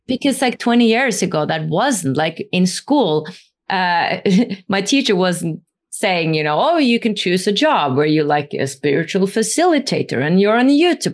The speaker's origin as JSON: {"language": "English", "country": "Norway", "said": "I come from the north. I come from Norway."}